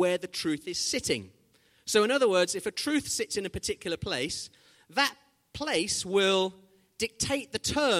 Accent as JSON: {"language": "English", "country": "Zimbabwe", "tie": "born or raised there", "said": "When I was growing up in Zimbabwe"}